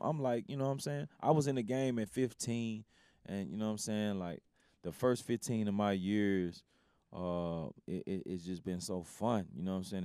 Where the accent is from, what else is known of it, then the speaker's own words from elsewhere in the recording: Memphis, Tennessee, United States; coming from Memphis, like, you gotta under, you gotta understand, like, I grew up around …